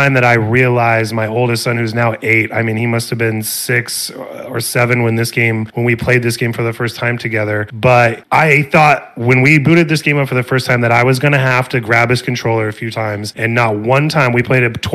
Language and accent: English; Springfield, Illinois, United States; now in Arizona, United States; I'm from Springfield, Illinois, which is halfway in between Chicago and St. Louis.